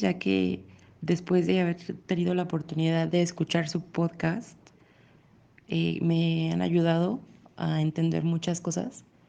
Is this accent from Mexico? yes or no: yes; Mexico; soy de México